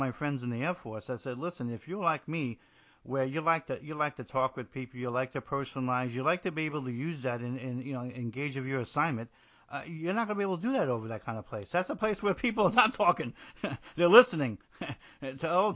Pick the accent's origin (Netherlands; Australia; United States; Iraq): United States; New Jersey; moved away as an adult; I'm from New Jersey